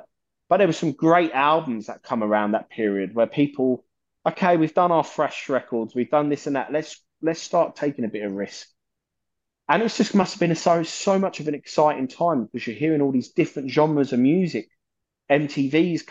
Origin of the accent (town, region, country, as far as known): London, United Kingdom